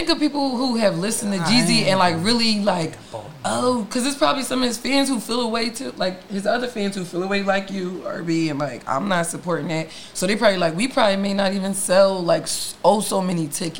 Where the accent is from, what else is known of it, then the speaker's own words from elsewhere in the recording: Philadelphia, Pennsylvania, United States; South Philly.